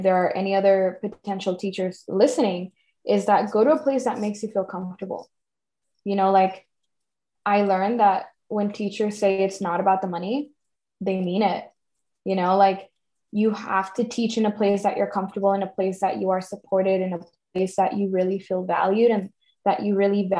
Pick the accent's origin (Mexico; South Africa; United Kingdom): Mexico; All you had to say was, I'm from Mexico. And people would be like, oh yeah, okay, I get it. You're not from here.